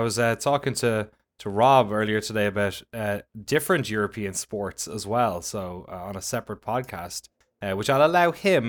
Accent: Ireland; it was kind of a podcast because I'm Irish.

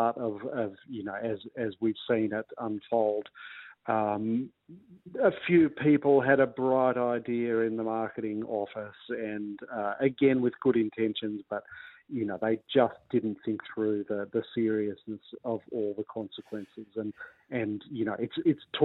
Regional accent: New South Wales, Australia; I come from New South Wales, and we're more of an NRL-focused state

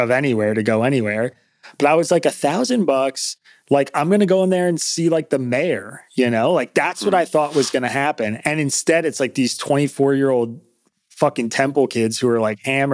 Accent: New York, United States; moved away as an adult; now in Philadelphia, United States; I'm from New York. I'm new to Philly

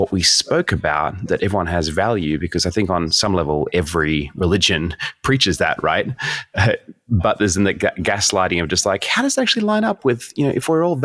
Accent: Sydney, New South Wales, Australia; moved away as an adult; now in United States; I was raised in Sydney, Australia

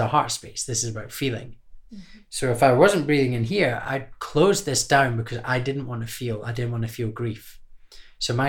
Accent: Scotland, United Kingdom; growing up in Scotland

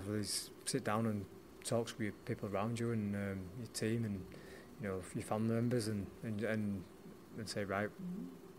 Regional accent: Leeds, Yorkshire and the Humber, United Kingdom; a Leeds lad going down to Nottingham

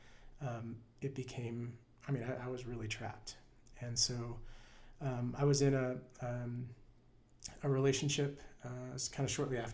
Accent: right outside of Houston, Texas, United States; also born or lived in College Station; eventually moved from my hometown right outside of Houston to College Station

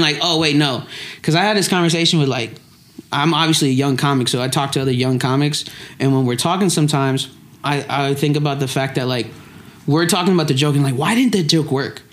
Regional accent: Lexington, Kentucky, United States; I was born and raised in Lexington, Kentucky.

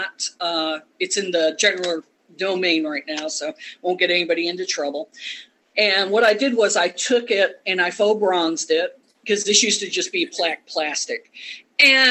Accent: Rochester, New York, United States; also born or lived in Maryland; now in Northeast Texas, United States; I'm originally from Rochester, New York

